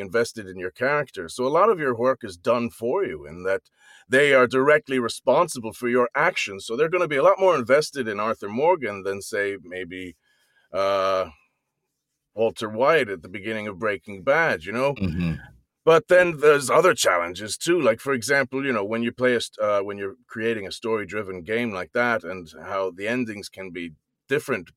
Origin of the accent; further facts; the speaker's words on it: Ireland; also born or lived in New Jersey, United States / London, United Kingdom; now in New York, United States; I was born in New Jersey, but I grew up in Ireland